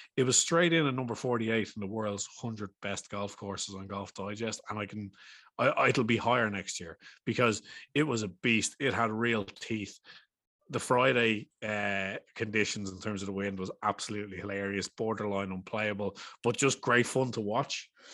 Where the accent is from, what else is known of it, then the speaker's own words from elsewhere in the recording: Ireland; we're Irish